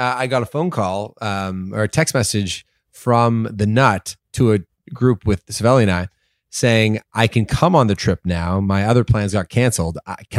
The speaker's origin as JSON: {"language": "English", "town": "Toronto", "region": "Ontario", "country": "Canada", "tie": "born or raised there", "said": "I grew up in Toronto."}